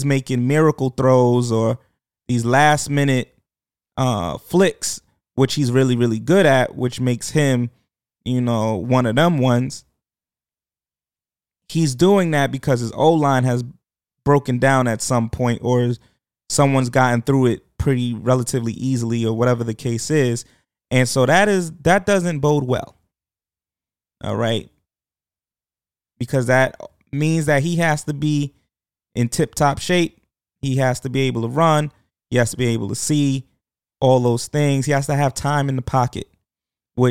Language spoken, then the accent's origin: English; New York, United States; I am a New Yorker